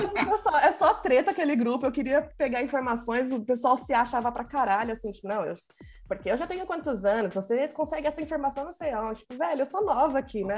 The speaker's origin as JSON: {"language": "Portuguese", "region": "São Paulo", "country": "Brazil", "said": "Sou de São Paulo, mas estou no Ceará passando calor"}